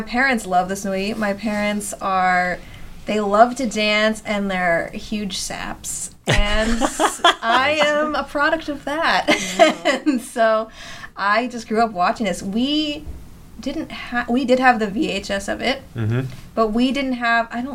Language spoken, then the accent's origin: English; West Coast, United States; I'm from the West Coast.